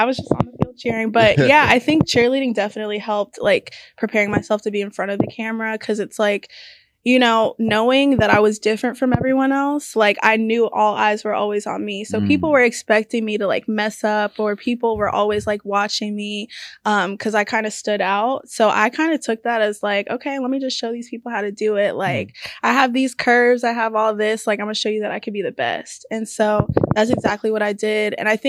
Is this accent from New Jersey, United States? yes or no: no; The Woodlands, Texas, United States; The Woodlands.